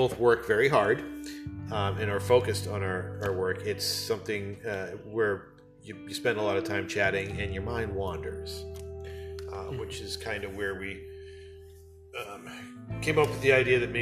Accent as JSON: {"language": "English", "country": "United States", "said": "I'm an American"}